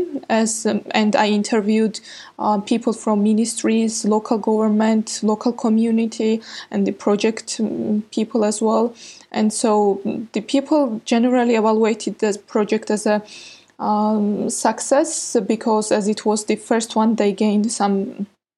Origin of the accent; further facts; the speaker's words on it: Georgia; I'm from Georgia.